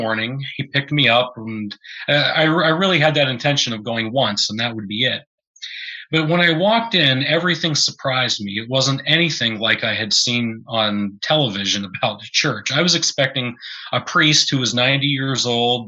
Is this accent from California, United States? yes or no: no; Blacklick, Pennsylvania, United States; also born or lived in northern Vermont; now in Vermont, United States; I grew up in a small town called Blacklick, Pennsylvania, 1,400 people, a little coal mining town outside of Pittsburgh